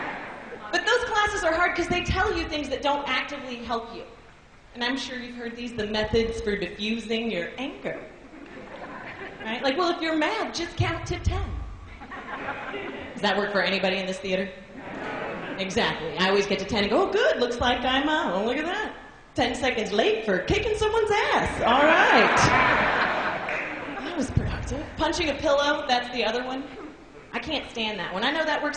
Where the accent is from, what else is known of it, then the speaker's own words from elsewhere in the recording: Seattle, Washington, United States; moved away as an adult; also born or lived in Los Angeles; I'm originally from Seattle, but I moved to LA and now I'm back